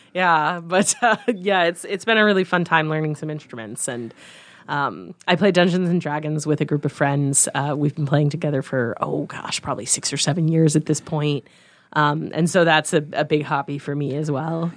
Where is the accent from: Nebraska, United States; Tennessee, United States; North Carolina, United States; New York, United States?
Nebraska, United States; Harvard; moved away as an adult; also born or lived in Missouri; now in Omaha, United States; I grew up in a little town right by Hastings, Nebraska, called Harvard, Nebraska.